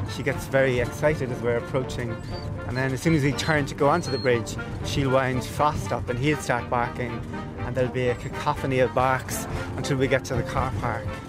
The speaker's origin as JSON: {"language": "English", "town": "Cork", "region": "Munster", "country": "Ireland", "tie": "born or raised there", "said": "growing up in Cork"}